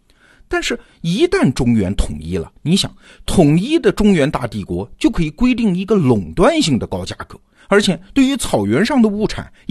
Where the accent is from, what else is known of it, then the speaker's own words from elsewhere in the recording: China; 我开始重新理解自己作为一个中国人的身份。